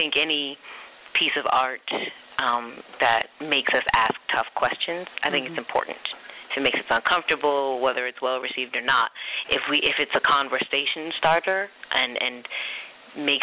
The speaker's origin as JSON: {"language": "English", "town": "Philadelphia", "region": "Pennsylvania", "country": "United States", "tie": "born or raised there", "also_born_or_lived": "Charleston, South Carolina", "moved": "as an adult", "lives_now": "New York, United States", "said": "I spent my childhood split between Philadelphia"}